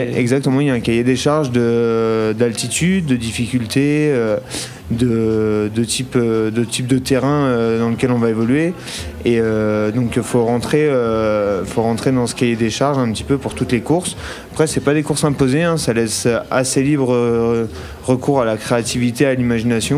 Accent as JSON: {"language": "French", "area": "Burgundy", "region": "Bourgogne-Franche-Comté", "country": "France", "moved": "as an adult", "lives_now": "Chamonix, France", "said": "Moi, je suis de Bourgogne et du coup, je suis venu habiter à Chamonix maintenant il y a 4 ans"}